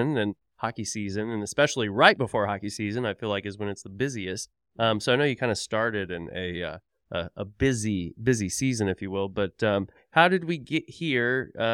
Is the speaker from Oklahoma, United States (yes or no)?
yes; Tulsa, Oklahoma, United States; because, you know, I'm from Tulsa, Oklahoma originally, and we just had like one rink in town.